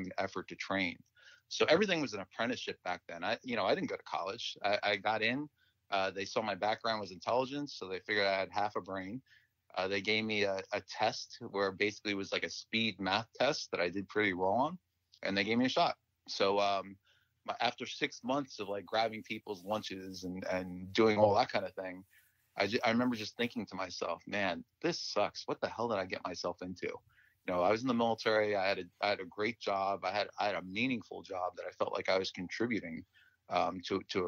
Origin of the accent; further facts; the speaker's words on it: Westfield, New Jersey, United States; I grew up in Westfield, New Jersey